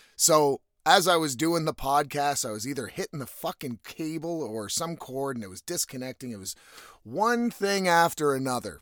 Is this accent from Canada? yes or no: yes; East Coast of Canada, Canada; now in West Coast, Canada; I'm from the East Coast, so the winter does get pretty fucking cold